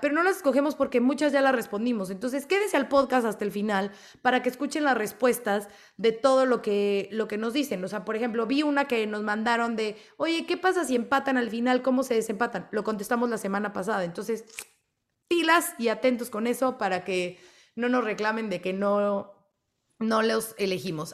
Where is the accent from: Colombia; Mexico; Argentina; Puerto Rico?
Mexico; somos mexicanos